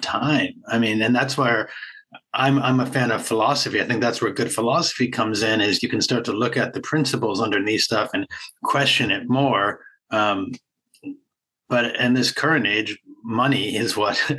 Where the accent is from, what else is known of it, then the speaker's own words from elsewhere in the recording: Boston, Massachusetts, United States; I'm from Boston area